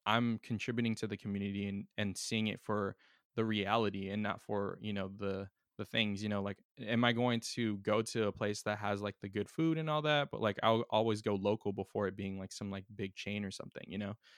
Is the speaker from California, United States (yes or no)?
yes; San Diego, California, United States; my hometown